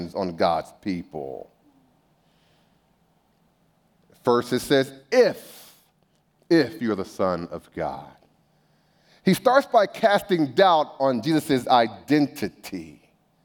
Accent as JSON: {"language": "English", "town": "Bakersfield", "region": "California", "country": "United States", "tie": "born or raised there", "said": "I grew up in Bakersfield"}